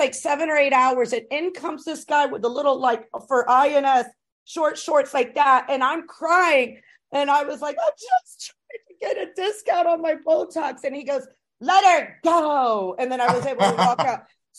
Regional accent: East Coast, United States; I'm originally from the East Coast myself. And my background is I'm Puerto Rican and Cuban, by the way.

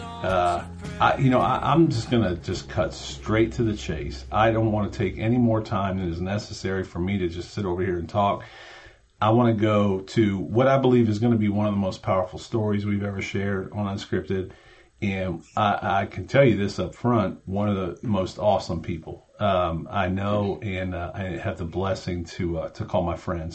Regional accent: Cleveland, Ohio, United States; growing up in Cleveland

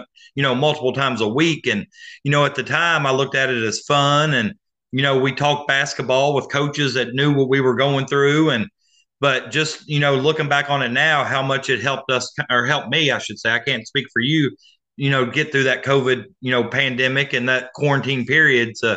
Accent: Augusta, United States; growing up in Augusta

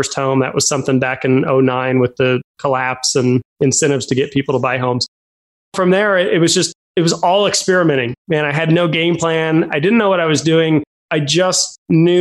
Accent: Fort Collins, Colorado, United States; I grew up in Fort Collins, Colorado, home to Colorado State University.

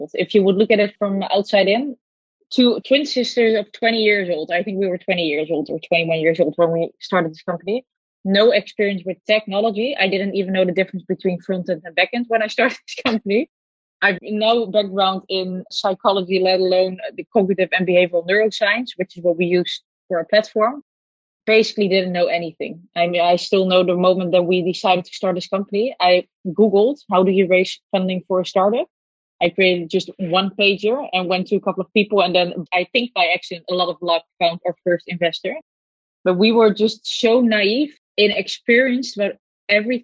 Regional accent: Netherlands; I was born in the Netherlands

